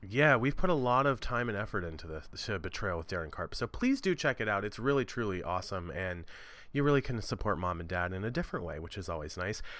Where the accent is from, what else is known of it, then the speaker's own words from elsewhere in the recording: Maryland, United States; moved away as an adult; also born or lived in New York; where I live in Maryland at the moment